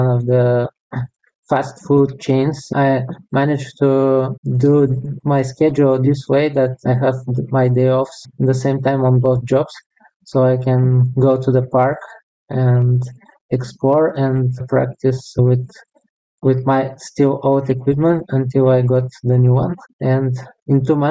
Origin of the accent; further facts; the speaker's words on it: Bulgaria; moved away as an adult; now in Lithuania; I was born in Bulgaria in 85. So now it's almost 38 years. And 16 of them I spent in Lithuania